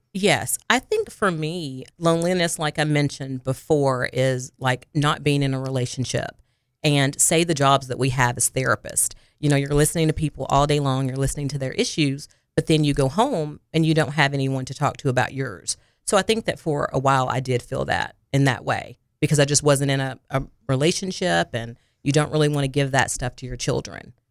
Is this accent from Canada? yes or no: no; Harrisburg, Arkansas, United States; moved away as an adult; also born or lived in Jonesboro, Arkansas; now in Little Rock, United States; I am originally from Harrisburg, Arkansas. It is by Jonesboro, Arkansas